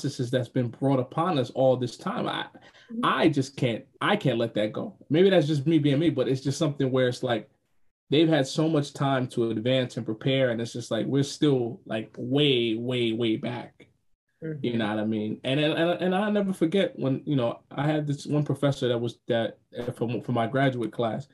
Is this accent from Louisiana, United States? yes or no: no; Spring Valley, New York, United States; moved away; I'm from New York. I'm from Spring Valley, New York, right? Every time I always go back, because I still got family there